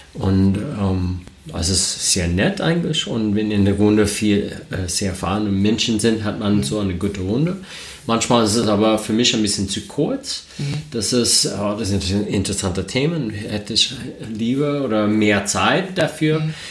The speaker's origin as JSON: {"language": "German", "country": "United States", "second_language": "German", "moved": "as an adult", "lives_now": "Germany", "said": "ich komme aus den Staaten. Ähm, vielleicht, wenn der Akzent ein bisschen stark ist, äh, deswegen. Ähm, ich, ich, wohne jetzt in Deutschland seit acht Jahren"}